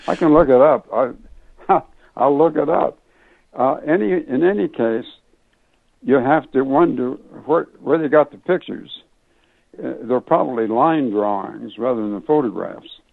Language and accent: English; Idaho, United States; moved away as an adult; i grew up in idaho